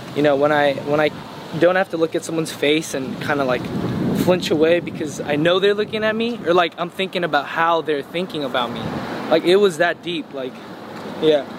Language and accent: English; United States; I was born in America